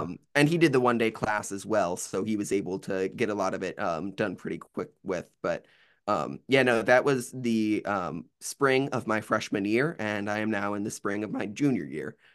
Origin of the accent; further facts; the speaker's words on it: Bowling Green, Ohio, United States; now in Athens, United States; born and raised in Bowling Green, Ohio, which is like Northwest Ohio area